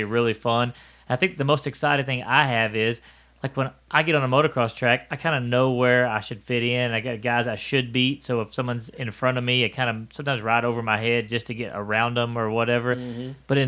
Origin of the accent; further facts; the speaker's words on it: Houston, Texas, United States; moved away; me growing up in Houston